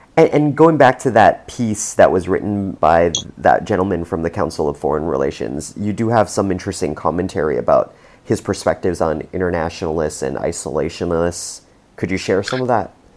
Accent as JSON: {"language": "English", "country": "Canada", "said": "as a Canadian"}